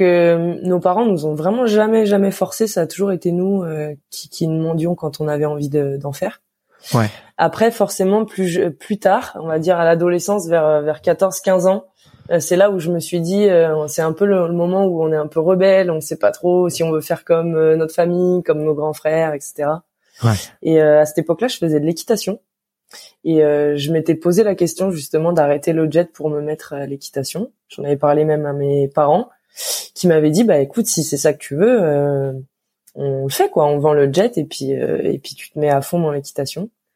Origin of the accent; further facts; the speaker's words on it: Lyon, Auvergne-Rhône-Alpes, France; also born or lived in Anglet; je viens de Lyon et ma machine était sur Lyon